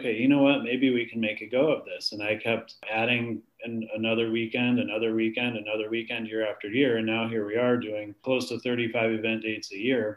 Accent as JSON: {"language": "English", "town": "Canton", "region": "Ohio", "country": "United States", "tie": "born or raised there", "said": "we're headquartered out of Canton, Ohio. That's where I'm from"}